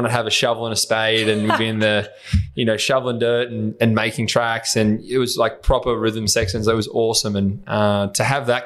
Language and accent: English; Horsham, Victoria, Australia; accent: Aussie; I grew up obviously in Horsham in Country Vic